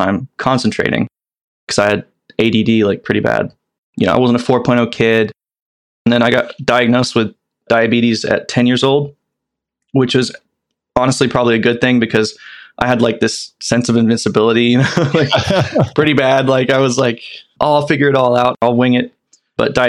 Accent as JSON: {"language": "English", "town": "Carmel", "region": "Indiana", "country": "United States", "tie": "born or raised there", "also_born_or_lived": "England", "said": "I've been raised in the number one town to raise a child in the United States, Carmel, Indiana"}